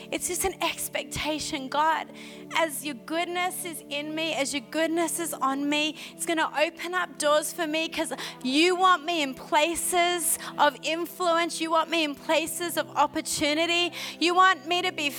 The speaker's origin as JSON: {"language": "English", "country": "Australia", "accent": "Aussie", "moved": "as an adult", "lives_now": "Montreal, Canada", "said": "I have an Aussie accent"}